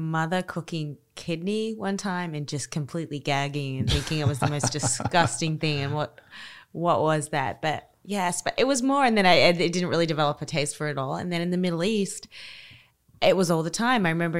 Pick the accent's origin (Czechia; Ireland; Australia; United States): Australia; And I'm Australian, so I'm a hot weather girl. I like the ocean.